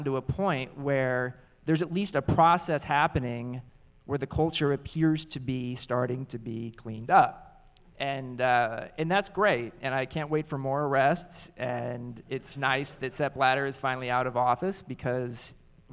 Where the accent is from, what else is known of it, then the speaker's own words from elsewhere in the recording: United States; I actually feel really proud as an American